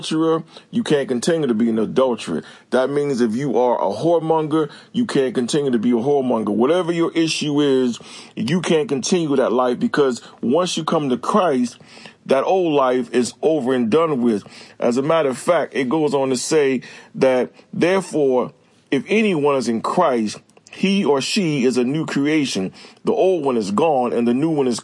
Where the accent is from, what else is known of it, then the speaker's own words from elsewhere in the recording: Newark, New Jersey, United States; also born or lived in Irvington, New Jersey; now in Clayton, North Carolina, United States; I grew up in Irvington and Newark, New Jersey, with a predominantly Black neighborhood